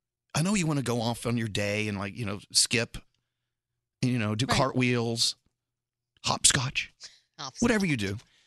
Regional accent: Scotland, United Kingdom; You know, I'm a Scottish, you know, drunk.

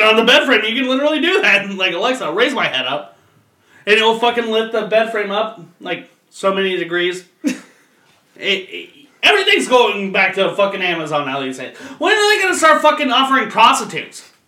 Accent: Florence, Kentucky, United States; I grew up in Florence, fucking Kentucky

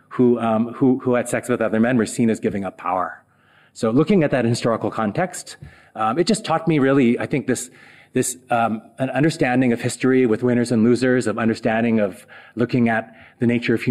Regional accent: South Dakota, United States; moved away; growing up in South Dakota

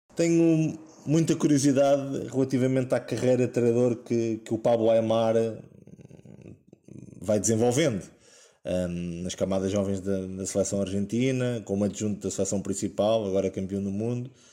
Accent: Sacavém, Lisbon, Portugal; o clube da minha terra ao Sacavenense

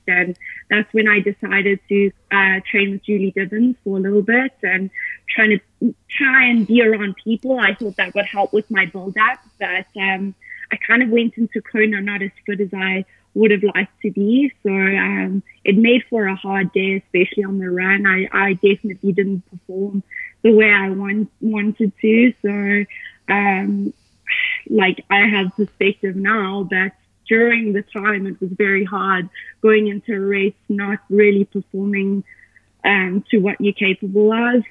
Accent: Johannesburg, Gauteng, South Africa; moved away as an adult; now in Boulder, United States; I am from Johannesburg, South Africa. Uh, that's where I was born and raised

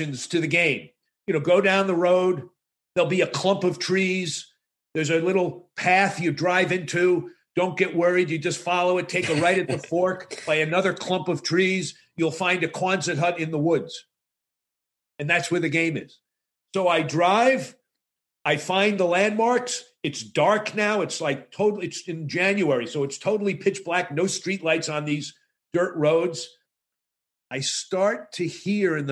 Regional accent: Boston, Massachusetts, United States; I'm from Boston

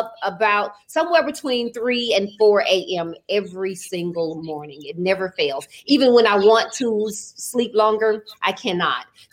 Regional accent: Birmingham, Alabama, United States; moved away as an adult; also born or lived in Northridge, California; now in Atlanta, United States; I moved to Atlanta. I'm from Birmingham, Alabama. I'm a Southern girl. And I moved to Atlanta in 2001

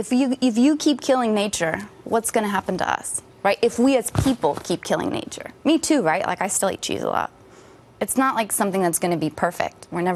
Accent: Wisconsin, United States; It's really hard because I don't know if I told you I'm from Wisconsin.

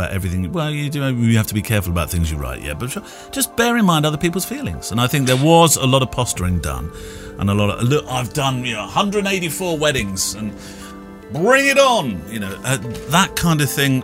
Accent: United Kingdom; being British

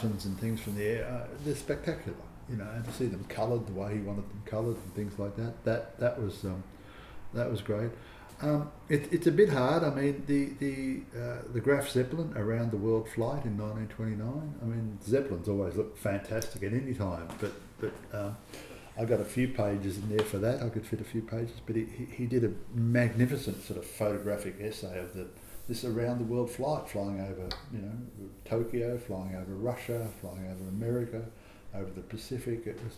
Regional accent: Australia; as an Australian

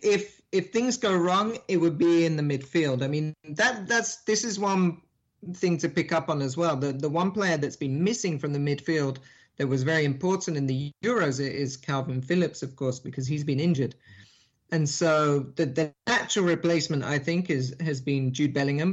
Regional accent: England, United Kingdom; now in Miami, United States; I am English, so I grew up there in in England

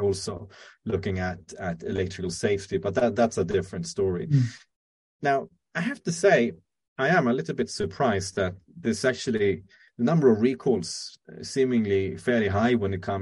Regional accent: Sweden; in Sweden, where I'm from

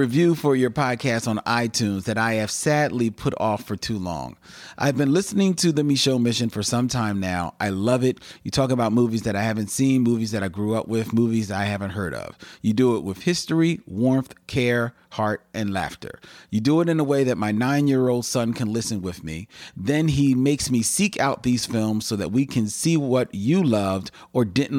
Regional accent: the Carolinas, United States; I grew up in Coastal Carolina, and my favorite ice cream was fresh peach ice cream from the Inland Orchid roadside stands.

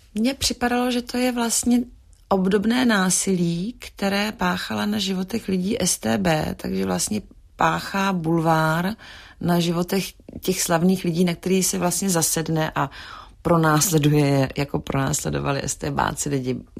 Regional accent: Prague, Czechia; moved away as an adult; also born or lived in Paris, France; jsme z Prahy, z Československa

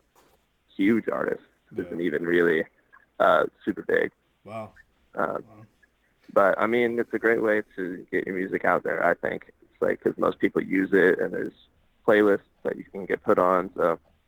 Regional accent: Smyrna, Georgia, United States; moved away; also born or lived in Atlanta, Georgia; Born and raised Smyrna, Georgia.

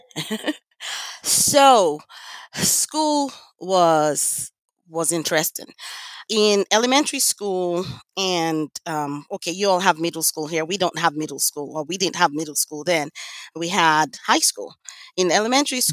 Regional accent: Lagos, Nigeria; now in United States; I grew up in Lagos, Nigeria

